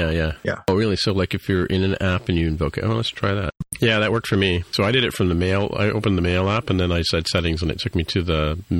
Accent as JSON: {"language": "English", "region": "a suburb of London", "country": "United Kingdom", "moved": "yes", "lives_now": "Toronto, Canada", "said": "I'm from a suburb of London"}